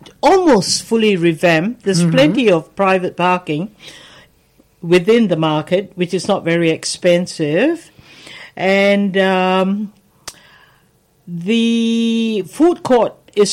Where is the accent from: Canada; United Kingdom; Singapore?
Singapore; now in Melbourne, Australia; I come from Singapore, and at one stage when I was still in school, Singapore was part of Malaysia